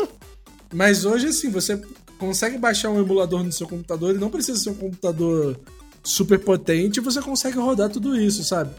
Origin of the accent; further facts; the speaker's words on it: Brazil; nós como brasileiros